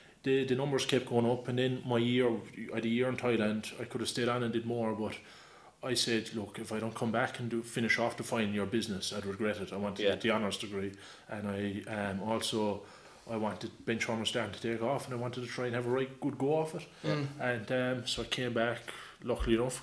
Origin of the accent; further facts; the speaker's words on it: Youghal, Ireland; I'm from Yale myself